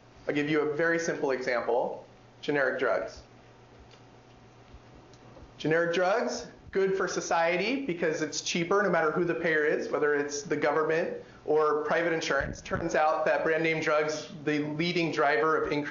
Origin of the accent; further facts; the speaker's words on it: California, United States; my home state of California